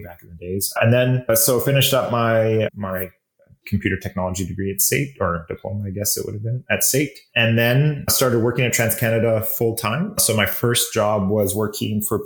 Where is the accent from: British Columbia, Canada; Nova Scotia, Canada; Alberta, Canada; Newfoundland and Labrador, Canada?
Alberta, Canada; Calgary; born and raised in Calgary.